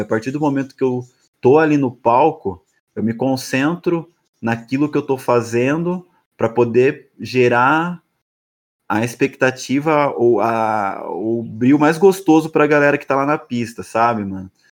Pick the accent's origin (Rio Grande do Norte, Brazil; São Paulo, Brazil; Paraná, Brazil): São Paulo, Brazil; São Roque; moved away as an adult; now in São Paulo, Brazil; eu nasci em São Roque, uma cidade que fica próxima a São Paulo